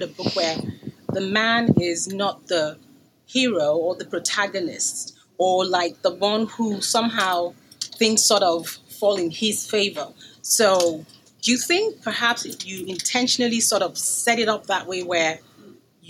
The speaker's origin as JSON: {"language": "English", "country": "Nigeria", "said": "So I'm Nigerian. I'm Yoruba as well."}